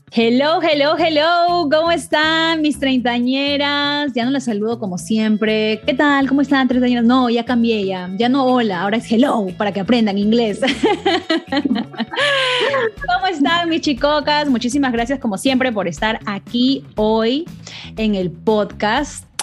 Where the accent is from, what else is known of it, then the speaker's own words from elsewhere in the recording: Peru; en una sociedad como la latina, como la peruana, que es donde, bueno, donde yo me crié